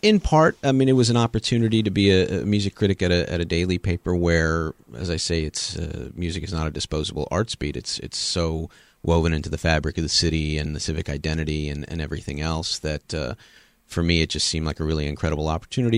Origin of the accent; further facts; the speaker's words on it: Los Angeles, California, United States; also born or lived in Chicago / Seattle; now in Memphis, United States; I grew up on the West Coast in Los Angeles